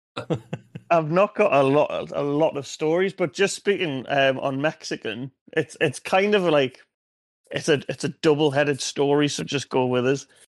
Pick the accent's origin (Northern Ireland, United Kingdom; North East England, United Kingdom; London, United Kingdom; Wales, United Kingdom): North East England, United Kingdom; Wallsend; I'm from Wallsend, lived Wallsend pretty much. How old am I now? 30? 29 years of my life.